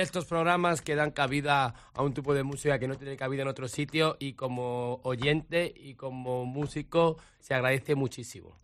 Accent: Madrid, Community of Madrid, Spain; also born or lived in Vicálvaro, Madrid; el colegio donde yo iba, en Canillejas, en, Canillejas y San Blas

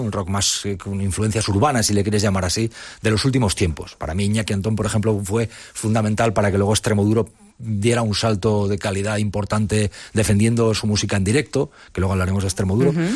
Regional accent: Ágreda, Castile and León, Spain; Yo soy de Ágreda, que es un pueblo del Moncayo muy cercano a Navarra

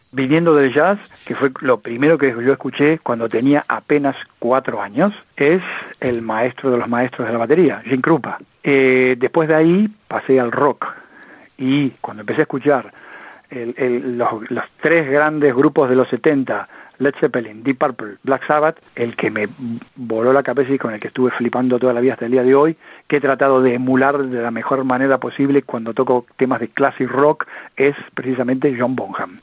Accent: Luján, Buenos Aires Province, Argentina; mi pueblo, en la ciudad de Luján, en la provincia de Buenos Aires

